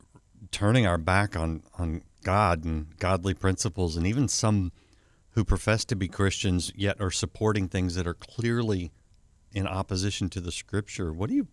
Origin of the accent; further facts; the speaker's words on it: United States; as an American